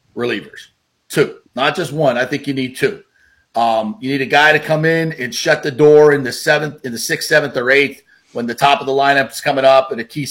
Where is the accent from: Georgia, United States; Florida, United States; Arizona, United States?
Florida, United States; Hollywood; my hometown of Hollywood, Florida